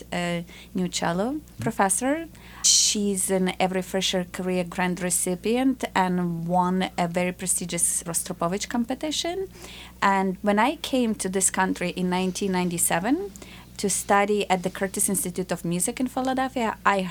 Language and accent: English; Ukraine; now in United States; I grew up in a communist Ukraine, and the borders were closed